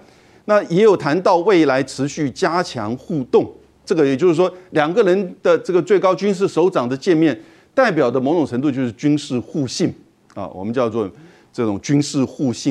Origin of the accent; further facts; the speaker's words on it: Taiwan; 这个立场当然我们台湾人听得比较刺耳。